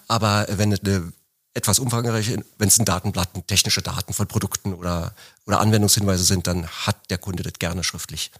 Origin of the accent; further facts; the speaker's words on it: Berlin, Germany; ich komme aus Berlin